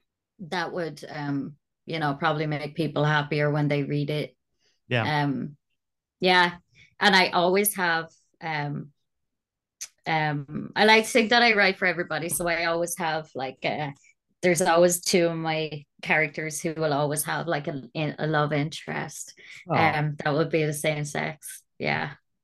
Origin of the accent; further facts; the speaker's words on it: Ireland; So being Irish, you know, our second language is the curse.